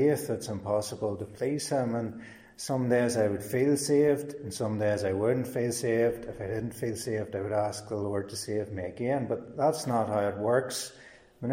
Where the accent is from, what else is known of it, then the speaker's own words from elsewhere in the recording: Cookstown, Northern Ireland, United Kingdom; I'm from Cookstown originally